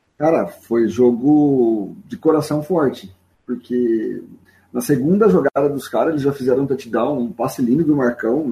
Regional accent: Barretos, São Paulo, Brazil; now in Olímpia, Brazil; Eu sou de Barretos, mas atualmente eu moro em Olímpia

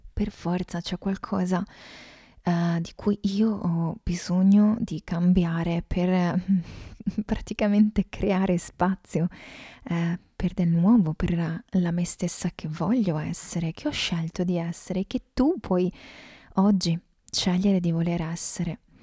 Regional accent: Veneto, Italy; sono veneta

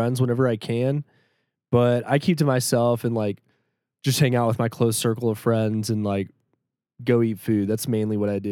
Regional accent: Shreveport, Louisiana, United States; moved away as an adult; also born or lived in Denver, Colorado; We're both from Shreveport. That's where I was born and raised. And then I came out to Denver in like 2016

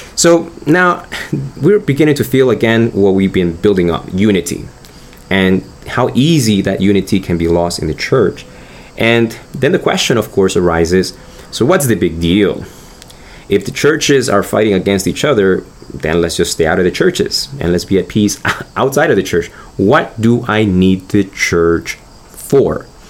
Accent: Argentina; now in United States; I'm originally from Argentina. I'm a U.S. citizen right now

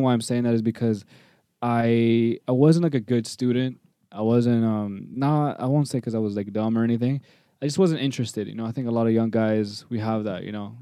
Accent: Toronto, Ontario, Canada; I was born in Toronto, um, born and raised, live in North York

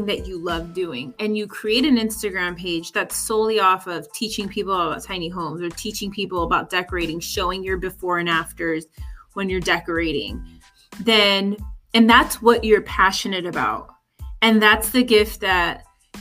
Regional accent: California, United States; moved away as an adult; now in Florida, United States; I'm from California, where our hottest is like, when it's like 85 degrees, everyone's complaining

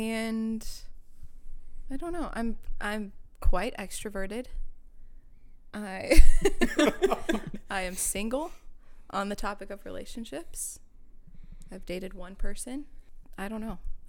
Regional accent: Illinois, United States; moved away as an adult; also born or lived in Iowa; now in Minneapolis, United States; I am from Illinois. I moved to Minneapolis 3.5 years ago.

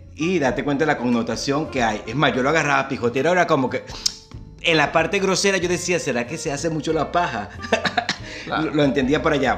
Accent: Maturín, Monagas, Venezuela; moved away as an adult; also born or lived in Caracas; now in Buenos Aires, Argentina; nosotros somos venezolanos, pero y somos ambos somos de Maturín. En Maturín tenemos, de, eh, hay palabras que nos determinan como monaguenses

